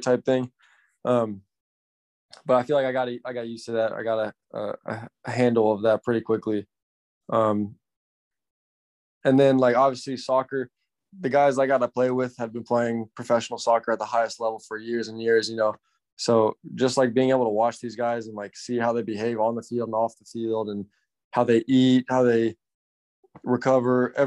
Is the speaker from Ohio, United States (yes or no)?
no; Plano, Texas, United States; born or raised there; moved away; also born or lived in Portugal